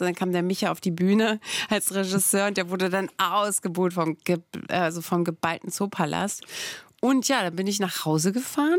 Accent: Brandenburg, Germany; ich komme ja aus Brandenburg

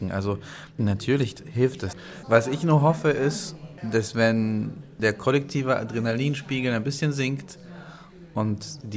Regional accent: Ukraine; first language Russian; now in Germany; Also ich bin halt russisch sprechender Ukrainer oder war, jetzt bin ich ja Deutscher.

